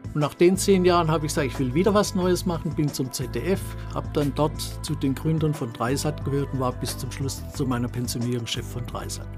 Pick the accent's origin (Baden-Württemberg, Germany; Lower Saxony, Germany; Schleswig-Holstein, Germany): Baden-Württemberg, Germany; Rottenburg am Neckar; also born or lived in Stuttgart; meine Mutter ist dann mit mir und meinem Bruder nach Rottenburg am Neckar gezogen